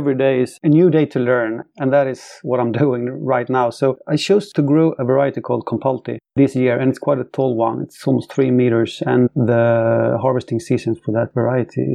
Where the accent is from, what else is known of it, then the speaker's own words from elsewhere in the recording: Sweden; I'm from Sweden, born and raised.